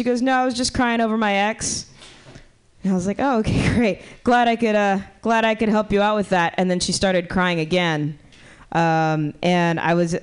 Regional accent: Miami, Florida, United States; moved away as an adult; now in San Francisco, United States; I'm from Miami

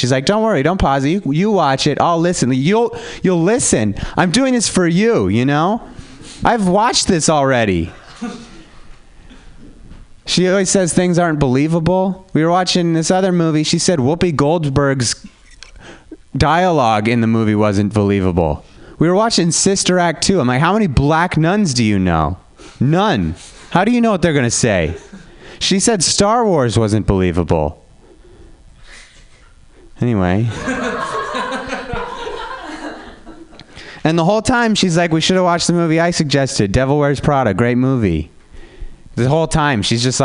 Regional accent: Reno, Nevada, United States; now in San Francisco, United States; I'm from Reno, Nevada

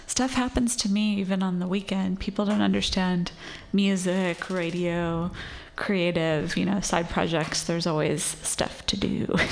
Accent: Santa Monica, California, United States; moved away; In Los Angeles, where I grew up.

